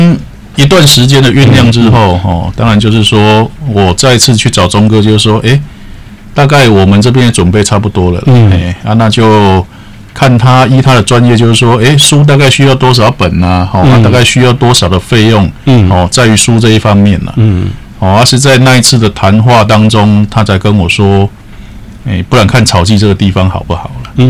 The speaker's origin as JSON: {"language": "Chinese", "country": "Taiwan", "said": "其实有些文化的东西，应该是我们台湾人自己来做会比较到底"}